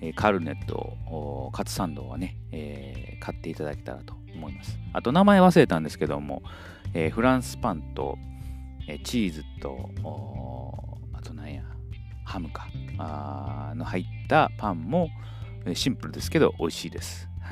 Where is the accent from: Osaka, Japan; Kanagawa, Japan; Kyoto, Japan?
Kyoto, Japan; moved away; 私はあの京都で育ったので